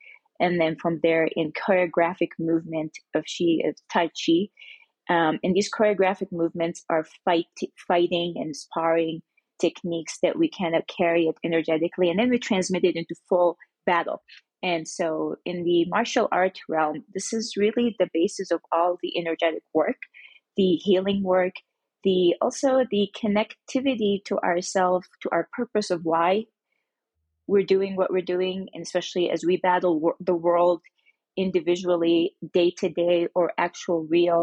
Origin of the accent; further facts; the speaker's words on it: Mecca, Makkah Province, Saudi Arabia; I grew up in Mecca, Saudi Arabia